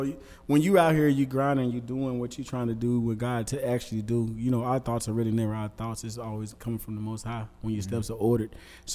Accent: Little Rock, Arkansas, United States; also born or lived in Houston; I'm right here from Little Rock, Arkansas. My people are from Southwest Little Rock. We mostly went to McClellan High School, and my sisters went to J.A. Fair.

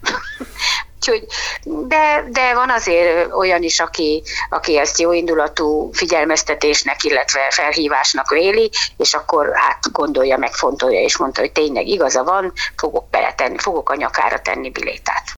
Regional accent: Szeged, Csongrád-Csanád, Hungary; Szegedi lévén, igaz, hogy a város peremkerületi részén lakom

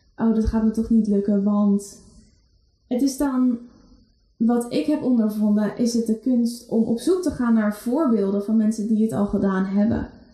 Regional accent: Netherlands; wij Nederlanders

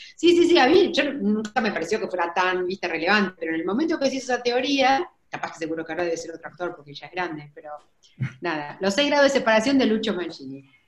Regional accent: Argentina

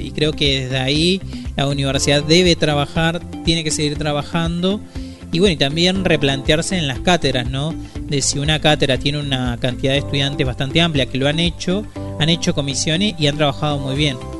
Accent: Argentina; nos lleva también como argentinas y como argentinos

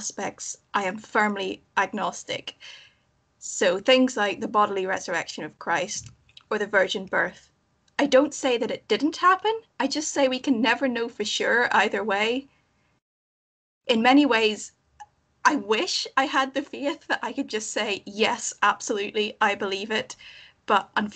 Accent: Northern Ireland, United Kingdom; moved away as an adult; now in Scotland; I'm originally from Northern Ireland, but I'm currently studying in Scotland

